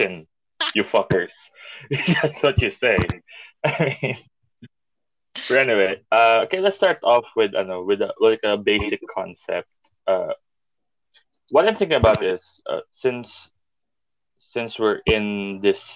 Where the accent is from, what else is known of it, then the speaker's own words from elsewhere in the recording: Bisaya, Visayas, Philippines; now in Manila, Philippines; Pero Bisaya gyud ko. I'm living in Manila right now